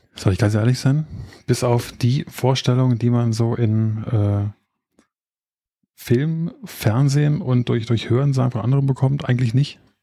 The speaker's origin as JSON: {"language": "German", "region": "Berlin area", "country": "Germany", "said": "Ich meine, ich komme ja aus der Ecke"}